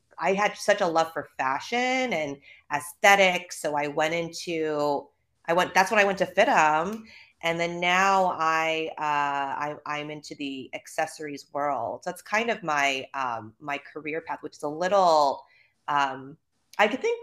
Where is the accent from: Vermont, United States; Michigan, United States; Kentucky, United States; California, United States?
California, United States; Los Angeles; accent: Valley girl; moved away as an adult; also born or lived in New York; now in Los Angeles, United States; I am born and raised in California. I'm from Van Nuys, to be specific